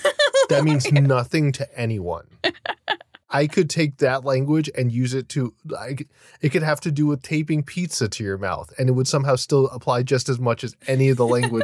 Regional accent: Florida, United States; My hometown.

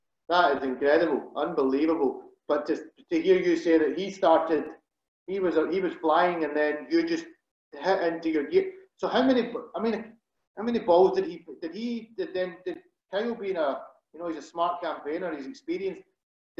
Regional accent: Scotland, United Kingdom; growing up in Scotland

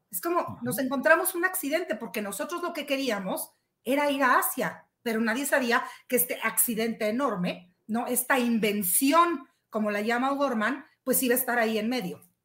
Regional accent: Mexico; somos mexicanos

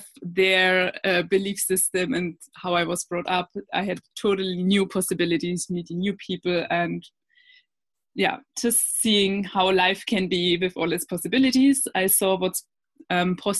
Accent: Germany; moved away as an adult; also born or lived in Australia; I'm originally from Germany

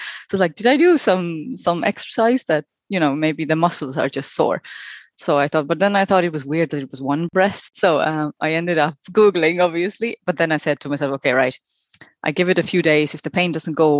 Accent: Estonia; moved away as an adult; also born or lived in New Zealand; now in Ireland; I am originally from Estonia. I've been living in Ireland for about 12 years

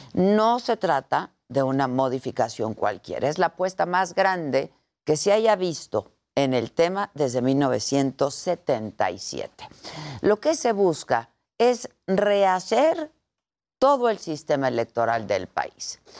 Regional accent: Mexico; como ciudadanos, como mexicanos

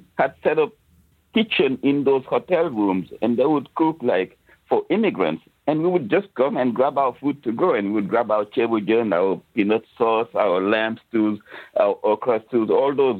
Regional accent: Senegal; moved away as an adult; now in New York, United States; I came from Senegal and the food is awesome there.

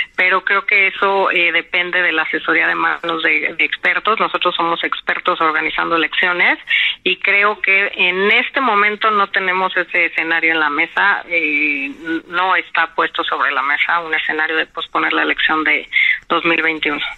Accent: Mexico; como mexicanos

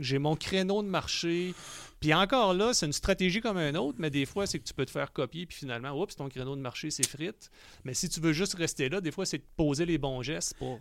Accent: Quebec City, Quebec, Canada; je suis né à Québec

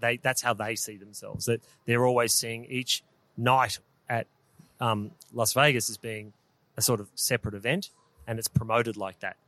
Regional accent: Melbourne, Victoria, Australia; we're from Melbourne, so we. Yeah, proud Melburnians

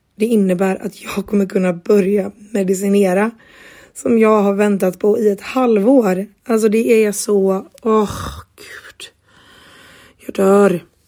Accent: Gothenburg, Västra Götaland, Sweden; now in Jönköping, Sweden; hemma i Göteborg, eh, eller hemma hos mina föräldrar

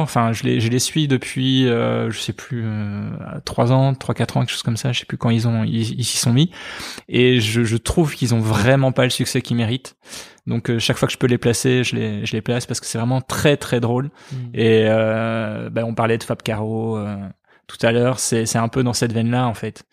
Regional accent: Liège, Wallonia, Belgium; also born or lived in Charleroi; J'ai grandi en partie à Liège. De 7 ans à 12 ans, j'étais à, Liège

